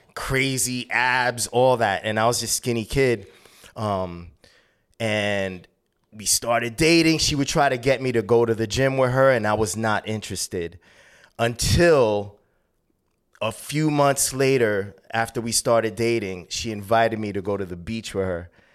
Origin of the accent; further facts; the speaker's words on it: New York City, New York, United States; also born or lived in Bristol, Connecticut; I was born in seventy-two and my parents immigrated there from Columbia